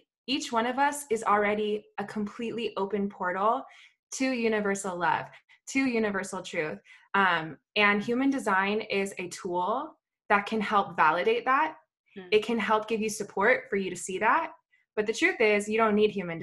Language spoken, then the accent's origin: English; Bay Area, Northern California, United States; I grew up in the Bay Area in Northern California.